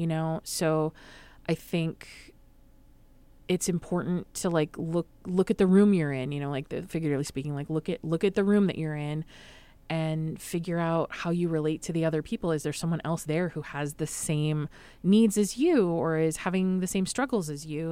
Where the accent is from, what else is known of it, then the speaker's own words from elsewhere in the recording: Madison, Wisconsin, United States; I grew up in Madison, Wisconsin